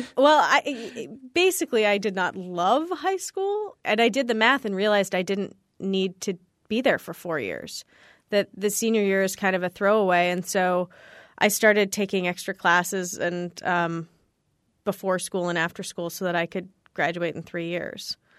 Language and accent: English; California, United States; I grew up in California